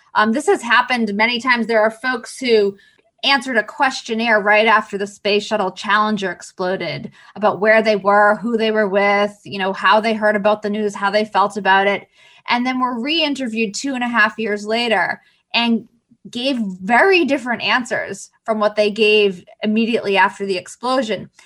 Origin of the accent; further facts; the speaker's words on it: Boston, Massachusetts, United States; I'm from Boston.